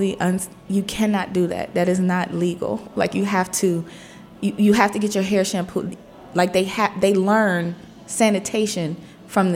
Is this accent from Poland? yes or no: no; Cleveland, Ohio, United States; now in Washington, D.C., United States; Born and raised in Cleveland, Ohio, through and through